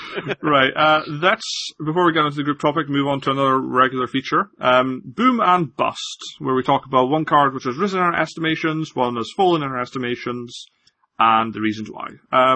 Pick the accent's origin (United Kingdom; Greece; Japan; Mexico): United Kingdom; Scotland; So, I apologize for my accent. I'm definitely Scottish. My parents were Scottish. My grandparents were all Scottish. I've only ever lived in Scotland, but I sound like this, so.